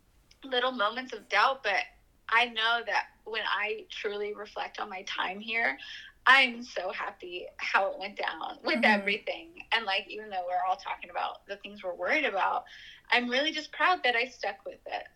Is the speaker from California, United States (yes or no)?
yes; Chico, California, United States; I'm from Chico, would walk on campus when I was a kid